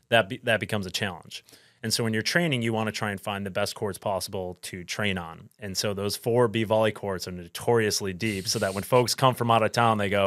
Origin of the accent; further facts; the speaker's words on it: Buffalo, New York, United States; Um, I'm from Buffalo, so I really like getting chicken wings.